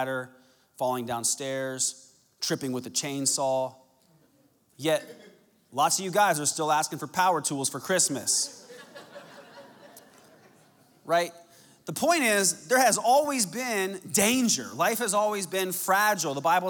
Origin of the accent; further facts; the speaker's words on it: Arizona, United States; when I was a young man growing up in Arizona